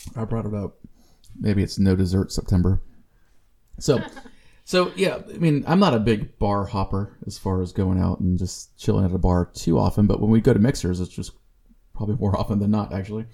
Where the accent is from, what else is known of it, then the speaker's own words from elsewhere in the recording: Corpus Christi, Texas, United States; CC is Corpus Christi, that's my hometown